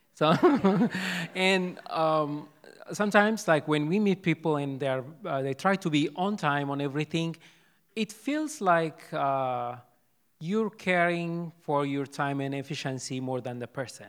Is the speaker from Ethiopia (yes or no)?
yes; Ethiopia; first language Amharic; English is a second language; moved away as an adult; now in United States; I'm from Ethiopia. I speak Amharic